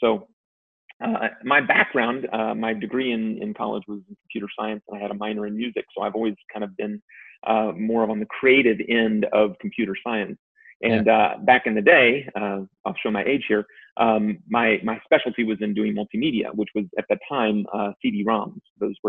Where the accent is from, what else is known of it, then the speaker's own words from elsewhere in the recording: Virginia, United States; I was born in Virginia